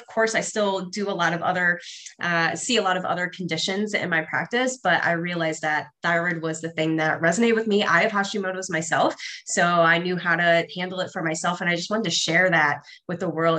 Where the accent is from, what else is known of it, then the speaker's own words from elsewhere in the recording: Ohio, United States; moved away as an adult; also born or lived in Arizona; I grew up in Ohio